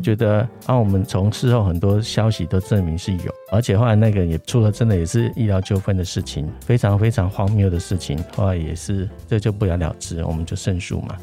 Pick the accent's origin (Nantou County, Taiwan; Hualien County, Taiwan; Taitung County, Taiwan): Nantou County, Taiwan; a small village below Sun Moon Lake; moved away; 我是在日月潭山下的 的一个小村庄出生